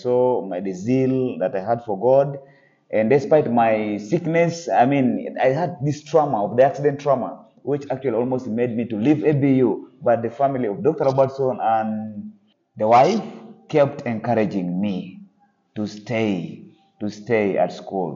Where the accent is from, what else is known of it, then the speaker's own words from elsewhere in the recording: Kumi, Eastern Region, Uganda; I come from Kumi. That's one of the districts of the eastern part of Uganda.